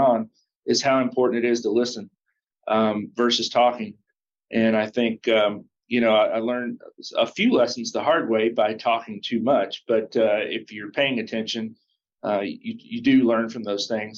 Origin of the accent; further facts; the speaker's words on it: Russellville, Kentucky, United States; moved away as an adult; also born or lived in Kansas City / Atlanta / Iowa / Minneapolis; a dealership in my hometown, Russellville, Kentucky